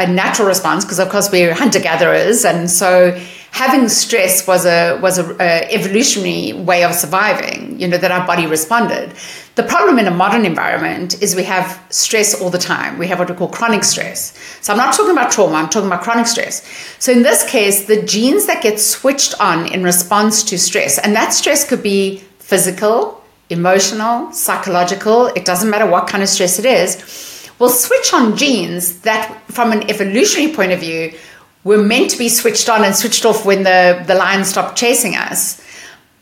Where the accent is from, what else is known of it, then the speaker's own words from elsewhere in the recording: South Africa; now in Seattle, United States; as you may hear from my accent, I'm not born in America. I'm born in South Africa